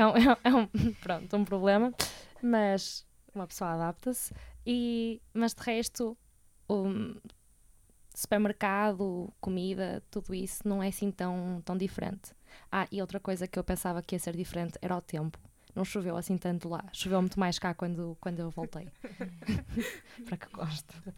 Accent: Porto, Norte, Portugal; sou do Porto e moro cá com os meus pais

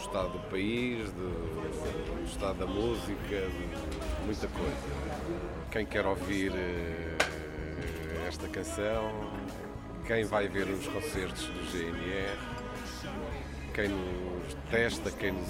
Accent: Porto, Norte, Portugal; somos do Porto e queremos continuar a ser. De uma maneira, é, a cidade para nós é uma, é uma referência. Não? É? Continuamos a gostar muito de viver uh, no Porto.

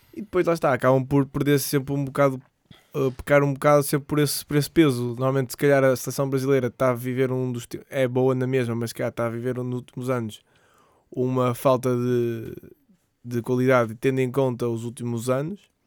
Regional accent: Portugal; sendo português

